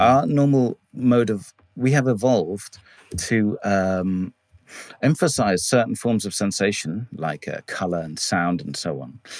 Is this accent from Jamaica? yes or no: no; England, United Kingdom; I was brought up here in England mostly